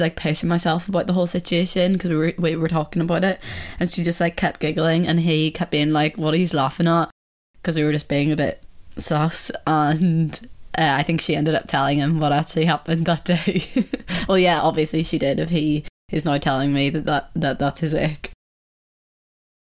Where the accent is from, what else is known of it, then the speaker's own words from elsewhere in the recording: Ireland; accent: Irish; my Irish accent